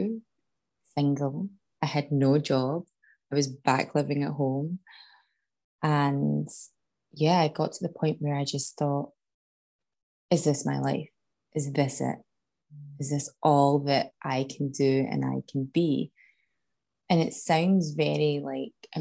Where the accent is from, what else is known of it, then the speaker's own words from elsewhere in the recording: Scotland, United Kingdom; moved away as an adult; also born or lived in Canada; back home to my hometown in Scotland